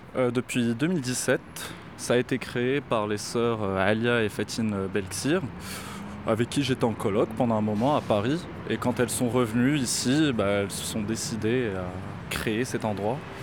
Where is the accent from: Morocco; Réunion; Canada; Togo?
Morocco; Casablanca, Casablanca-Settat; now in Saint-Denis, France; grandi à Casablanca